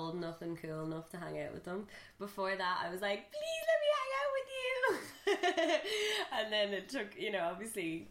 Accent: Dublin, Leinster, Ireland; also born or lived in Libya; now in Meath, Ireland; I have been living here since I was 1.5 here in Ireland.

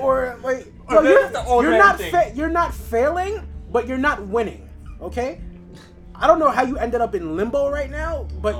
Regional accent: New York City, New York, United States; I'm from Queens as well.

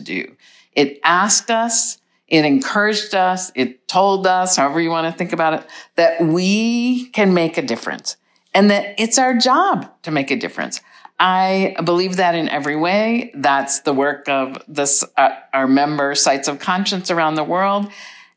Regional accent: United States; I am an ICOM member and I'm from the United States

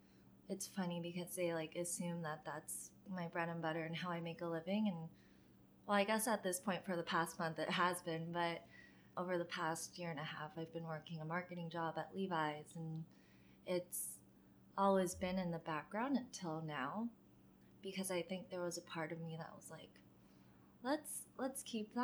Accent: Maryland, United States; For me, whenever I talk about Maryland, it's always just like the opening chapter of my book

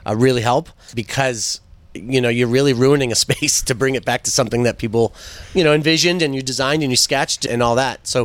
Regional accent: Westwood, Massachusetts, United States; I grew up in Westwood, going to Thurston and the high school.

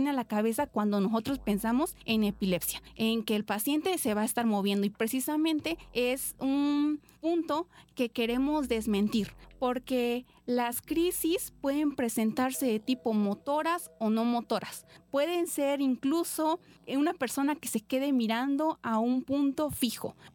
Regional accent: Oaxaca, Mexico; now in Poza Rica, Mexico; tengo 23 años, soy originaria de Oaxaca y actualmente estudio en la Universidad Veracruzana, en la facultad que se encuentra en Poza Rica, Tuxpan

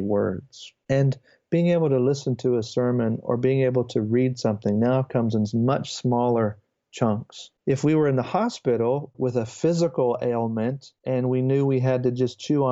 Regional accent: United States; as an American

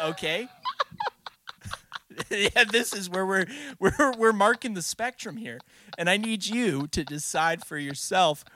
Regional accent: Canada; As a Canadian

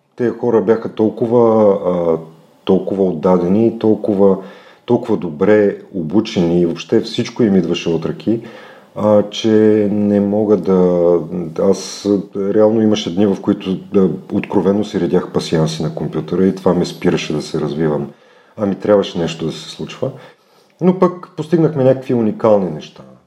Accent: Plovdiv, Plovdiv Province, Bulgaria; moved away as an adult; now in Sofia, Bulgaria; съм от Пловдив, а, там съм изкарал, може би, вече по-малко от 50% от живота си, защото на 18 години, 19 дойдох в София. Там завърших немската гимназия

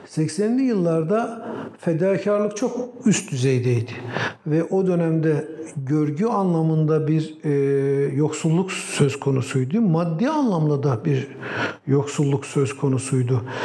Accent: Yaylapınar village, Bayburt, Turkey; moved away as an adult; also born or lived in Istanbul; 1956'da Bayburt'un Yaylapınar köyünde dünyaya geldim.

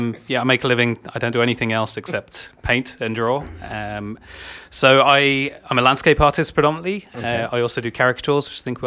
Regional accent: England, United Kingdom; My wife's Irish. Okay, cool. So I'm English.

